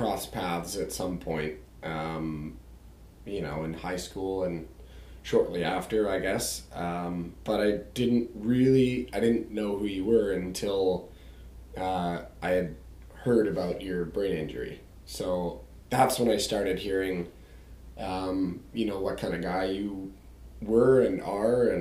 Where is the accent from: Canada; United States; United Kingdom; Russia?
Canada; North Vancouver, British Columbia; I'm from North Vancouver. I went to Argyle Secondary School. As you know, it's in the Lynn Valley, the beautiful North Vancouver. But I also grew up in Edgemont Village